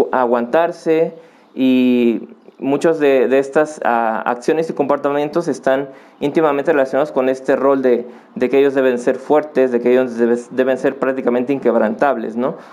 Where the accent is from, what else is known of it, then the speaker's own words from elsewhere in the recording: Acapulco, Guerrero, Mexico; moved away as an adult; now in Puebla, Mexico; yo nací en Acapulco. Eh, en el 2004 yo vine aquí a Puebla a estudiar la universidad